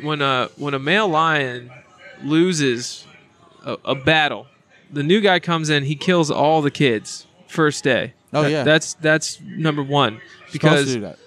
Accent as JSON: {"language": "English", "region": "London", "country": "United Kingdom", "said": "I am from London, yeah."}